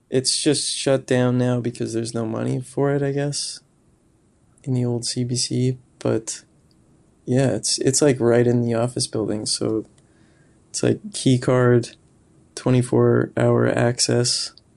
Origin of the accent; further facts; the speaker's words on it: near Moose Jaw, Saskatchewan, Canada; moved away; also born or lived in Regina, Saskatchewan; I'm from a town kinda close to Moose Jaw, but I've lived in Regina for, like, ten years